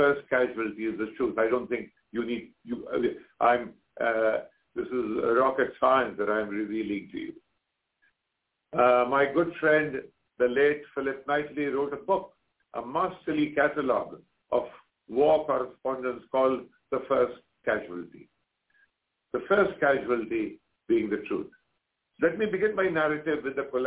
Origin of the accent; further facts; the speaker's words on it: India; I'm an Indian journalist.